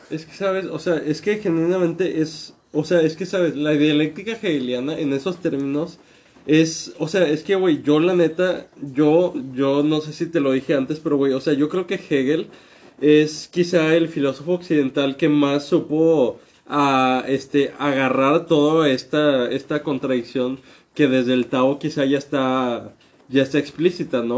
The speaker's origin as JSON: {"language": "Spanish", "region": "northern Mexico", "country": "Mexico", "tie": "born or raised there", "moved": "as an adult", "lives_now": "Mexico City, Mexico", "said": "yo que crecí en México toda mi vida en el norte de México y acabo de emigrar a la capital."}